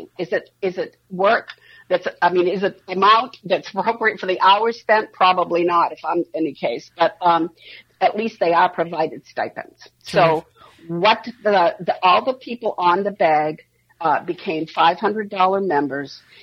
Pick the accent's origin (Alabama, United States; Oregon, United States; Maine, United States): Maine, United States; now in Minneapolis, United States; I'm from Maine